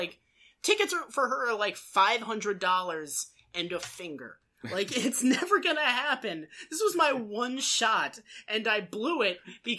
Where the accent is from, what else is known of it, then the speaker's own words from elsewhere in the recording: Massachusetts, United States; moved away; I get annoyed when people think I'm from Boston just because I'm from Massachusetts.